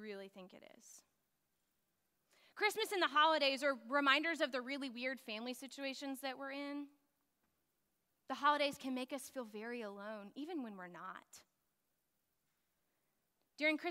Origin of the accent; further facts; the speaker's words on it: West Texas, United States; I grew up in West Texas and it never snows there anyways